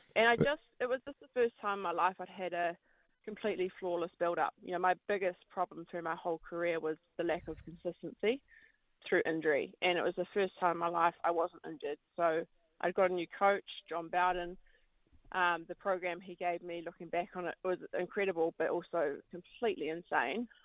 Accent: Wellington, New Zealand; I heard the World Mountain Running Champs were in my hometown

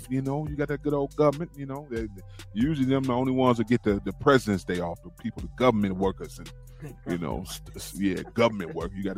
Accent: United States; I was born and raised here in America

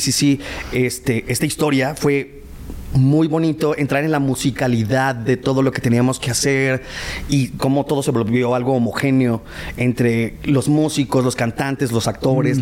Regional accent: northern Mexico, Mexico; accent: norteño; mi acento

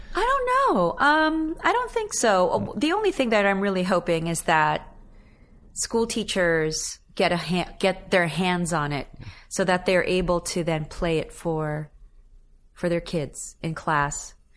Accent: Philippines; now in New York City, United States; my native tongue

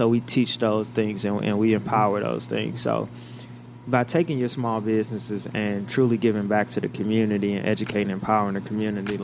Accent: St. Louis, Missouri, United States; We're both from the South Side

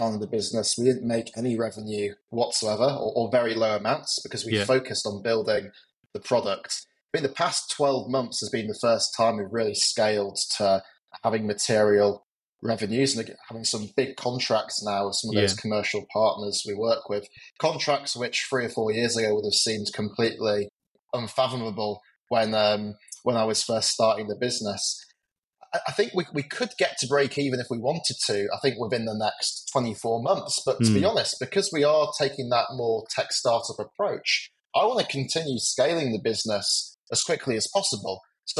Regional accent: England, United Kingdom; I grew up just outside London.

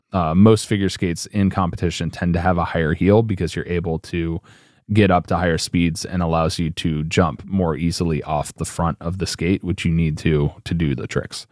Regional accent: United States; Us Americans

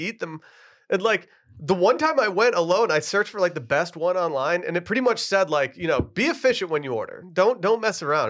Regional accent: Austin, Texas, United States; I'm from Austin

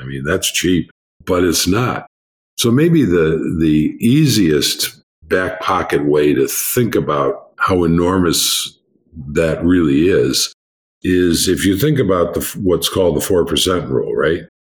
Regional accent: United States; I'm an American

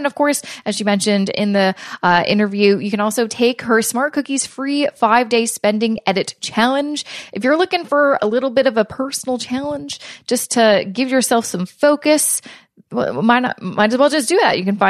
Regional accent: Canada; I'm hopeful as a Canadian that there will be more kind of financial relief programs coming out soon

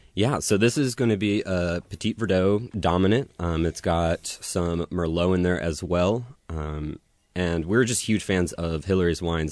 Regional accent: Woodinville, Washington, United States; I'm from Woodinville, born and raised.

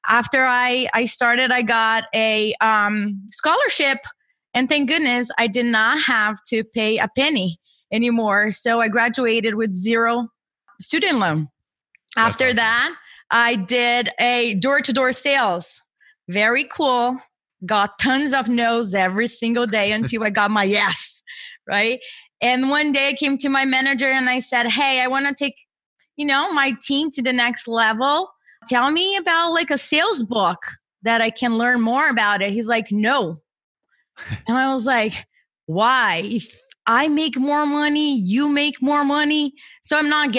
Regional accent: Brazil; moved away as an adult; now in United States; I was born and raised in Brazil, and I came to the U.S. for my master's degree

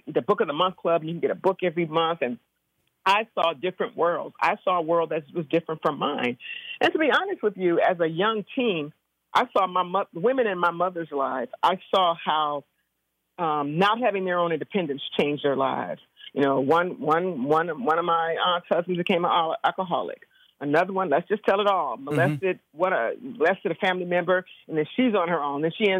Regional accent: Compton, California, United States; I grew up in Compton. I'm a product of the Compton school system.

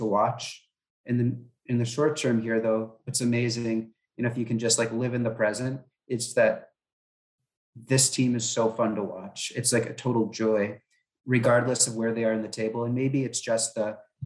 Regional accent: United States; I'm an American

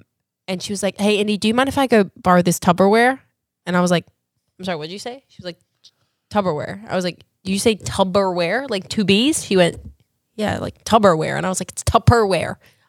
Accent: Perth, Western Australia, Australia; moved away; People from Perth, my hometown.

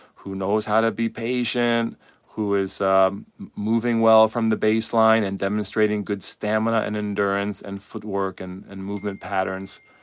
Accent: United States; I speak from a U S perspective 'cause I'm an American coach.

